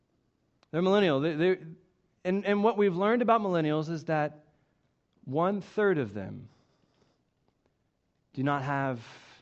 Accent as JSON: {"language": "English", "town": "Coweta", "region": "Oklahoma", "country": "United States", "tie": "born or raised there", "said": "As some of you might know, I am from Oklahoma. I actually grew up in Coweta, it's just southeast of Tulsa, and it's actually where I met my wife, Melissa, and it was a really great place to grow up."}